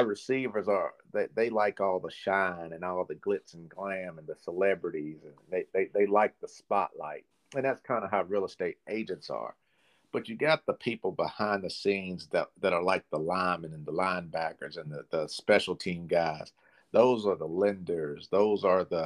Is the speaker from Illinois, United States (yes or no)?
no; Clarksville, Tennessee, United States; I was born and raised here in Clarksville